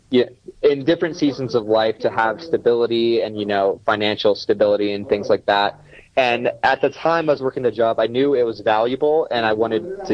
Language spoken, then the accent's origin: English; Pennsylvania, United States; born or raised there